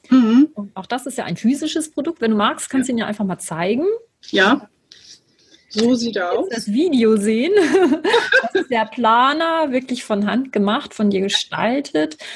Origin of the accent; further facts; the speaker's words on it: Lübeck, Schleswig-Holstein, Germany; born there; Und ich habe heute einen Gast aus meiner Geburtsstadt. Und zwar ist das Sibylle aus Lübeck.